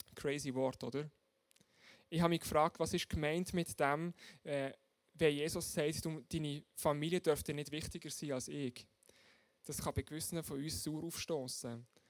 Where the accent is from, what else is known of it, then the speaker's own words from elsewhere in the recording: Switzerland; bei uns in der Schweiz